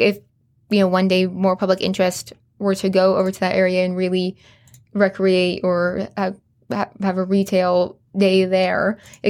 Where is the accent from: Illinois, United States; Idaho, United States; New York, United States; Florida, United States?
Idaho, United States; Boise; now in Coeur d'Alene, United States; Growing up in Boise, we have the Village.